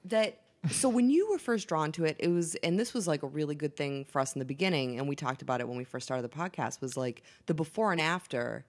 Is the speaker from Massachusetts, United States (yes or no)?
yes; Boston, Massachusetts, United States; I'm from Boston